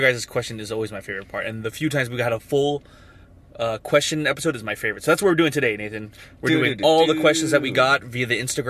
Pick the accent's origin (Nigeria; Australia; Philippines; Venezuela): Philippines; But I'm from the Philippines.